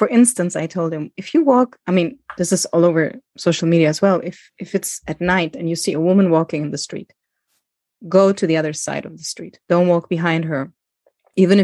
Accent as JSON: {"language": "English", "country": "Germany", "tie": "born or raised there", "also_born_or_lived": "Greece", "said": "I didn't go to school in Greece because I grew up in Germany"}